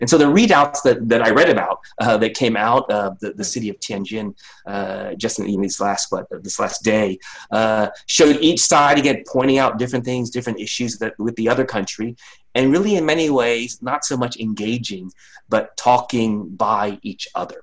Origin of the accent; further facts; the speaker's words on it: United States; I'm an American